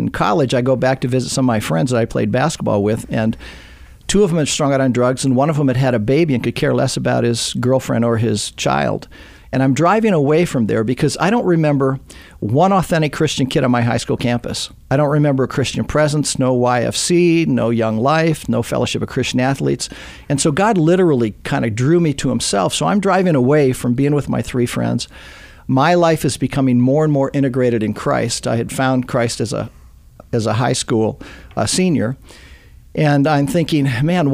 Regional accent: Southern California, United States; I grew up in Southern California

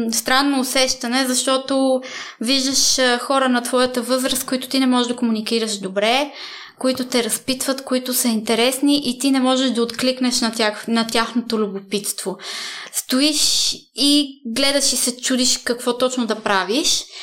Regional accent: Italy; Ами бяхме в, живеехме в едно малко градче. Няма да забравя първия ми учебен ден. Беше много странно, защото аз не знаех и дума италиански.

